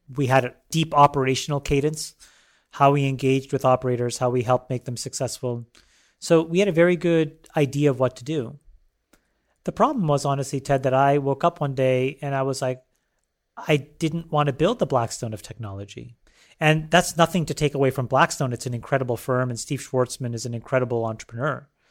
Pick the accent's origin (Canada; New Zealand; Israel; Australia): Canada; born or raised there; also born or lived in Sri Lanka